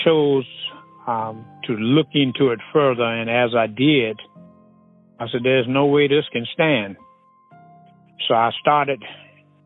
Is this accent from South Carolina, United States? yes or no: yes; Alcolu, South Carolina, United States; I was born in Alkaloo